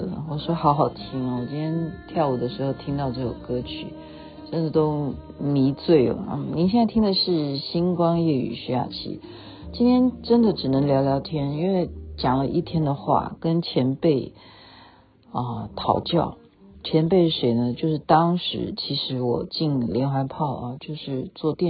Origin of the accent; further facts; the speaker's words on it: China; now in Canada; 因为在加拿大啊，尤其是在西方国家，他们绝对不像我们中国人，你可以就是哎呀，我办个手续就跟医生。